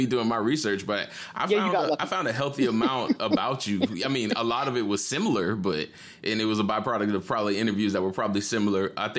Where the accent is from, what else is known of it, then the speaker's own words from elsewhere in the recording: Jacksonville, Florida, United States; moved away; obviously I'm originally from Jacksonville, Florida.